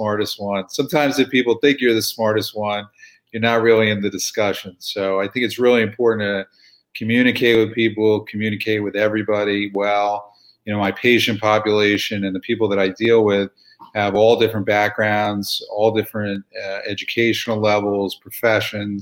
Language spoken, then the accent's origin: English; Palm Beach Gardens, Florida, United States; also born or lived in New York; I grew up in Palm Beach Gardens, just north of West Palm